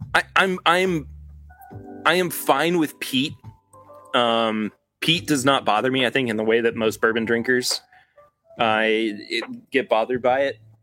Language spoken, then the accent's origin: English; Kentucky, United States; I was born in Kentucky